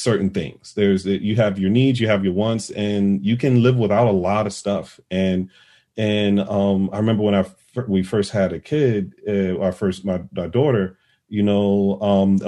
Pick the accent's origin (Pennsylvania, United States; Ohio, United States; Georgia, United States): Georgia, United States; Vidalia; moved away; my hometown in Vidalia, Georgia. That's where I'm from.